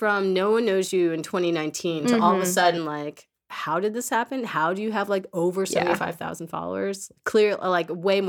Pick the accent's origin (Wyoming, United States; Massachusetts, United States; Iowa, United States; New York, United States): New York, United States; Queens; Born and raised in Queens.